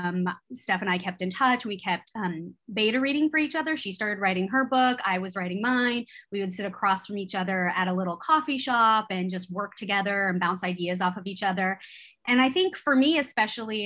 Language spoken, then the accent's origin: English; California, United States; I grew up in California